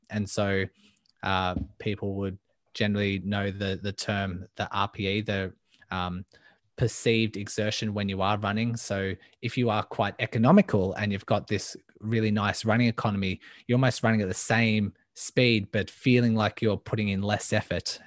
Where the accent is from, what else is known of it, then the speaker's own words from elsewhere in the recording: Melbourne, Victoria, Australia; I am from Melbourne, Australia, born and raised